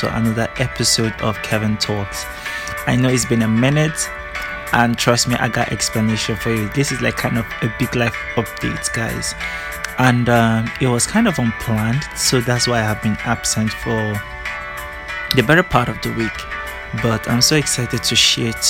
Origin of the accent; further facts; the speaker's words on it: Abia, Nigeria; also born or lived in Abuja, Nigeria; now in Port Harcourt, Nigeria; I grew up like in Southeast, like in Abia State